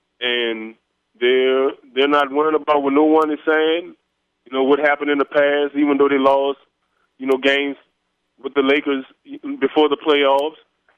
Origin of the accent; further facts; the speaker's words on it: New Orleans, Louisiana, United States; now in Houston, United States; I appreciate you having me on the show. I'm originally from New Orleans. I reside right now in Houston, Texas.